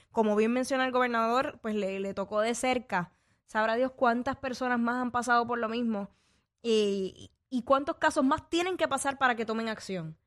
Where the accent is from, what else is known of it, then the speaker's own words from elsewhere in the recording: Puerto Rico; nosotros como boricuas